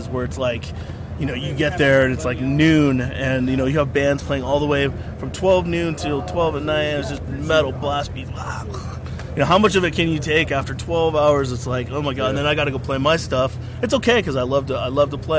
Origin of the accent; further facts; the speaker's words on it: Santa Cruz, California, United States; my parents were hippies, you know, we come from Santa Cruz, which is, you know, it's it's just an open-minded hippie town, and that's just what I'm used